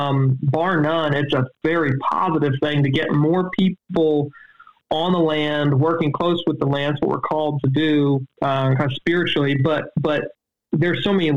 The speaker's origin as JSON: {"language": "English", "region": "East Coast", "country": "United States", "tie": "born or raised there", "said": "I grew up on the East Coast"}